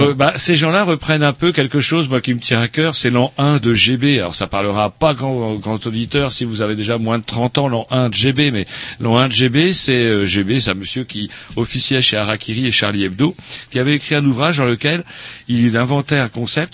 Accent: Rennes, Brittany, France; on vient de Rennes

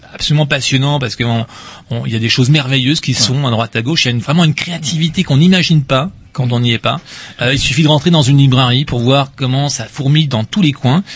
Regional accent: Rennes, Brittany, France; also born or lived in Paris; Je suis Rennais

